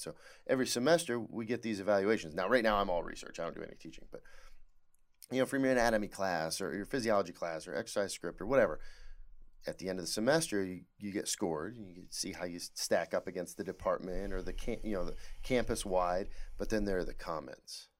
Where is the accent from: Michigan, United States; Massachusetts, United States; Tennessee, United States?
Michigan, United States; Hadley; Hadley, named after my hometown in Michigan